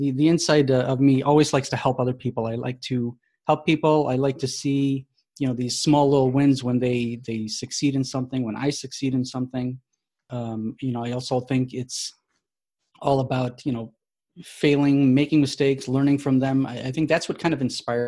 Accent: Chicago, Illinois, United States; born and raised in Chicago

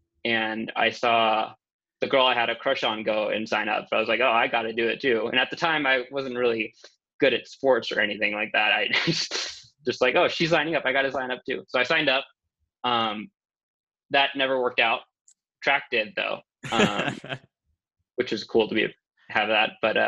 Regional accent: Houston, Texas, United States; also born or lived in Mexico City, Mexico; My earliest memory in Mexico was our apartment building. I remember we were like kind of underground where we were in Mexico City. And I remember that my school was pink, was a pink building. That's all I got from there. But moving to Houston

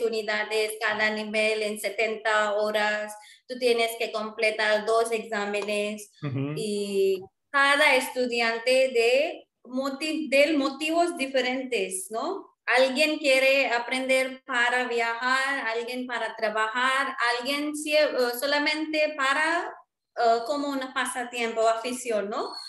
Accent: India; first language Marwari; Spanish is a second language; now in Chennai, India; soy de India y vivo en Chennai. Y yo hablo um, español, inglés, hindi, hindi, marwari. Marwari es mi lengua maternal.

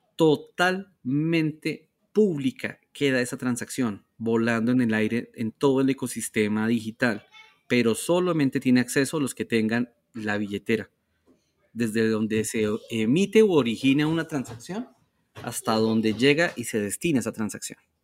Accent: Colombia; somos orgullosamente colombianos.

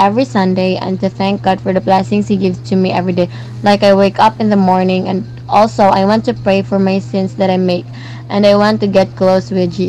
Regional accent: Philippines; from the Philippines.

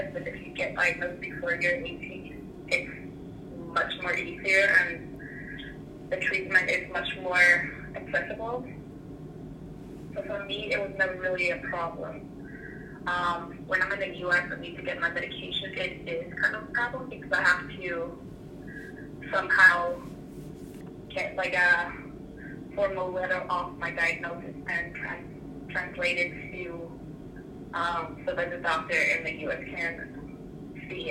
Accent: Iceland; moved away as an adult; now in United States; I'm from Iceland, and I came to the U.S. about almost 6 years ago to do my undergraduate degree

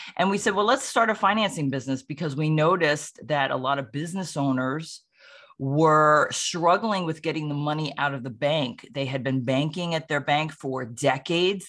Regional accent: Sleepy Hollow, New York, United States; now in Roxbury, United States; I'm originally from Sleepy Hollow, New York

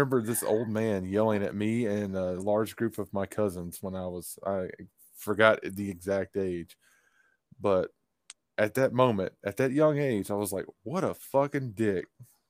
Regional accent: the Bible Belt, United States; As we grew up in the Bible Belt and Jesus above everything else.

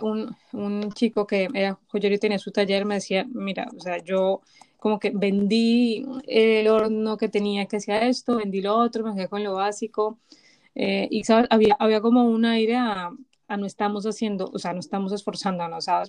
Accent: Bogotá, Colombia; now in Spain; vengo de Bogotá

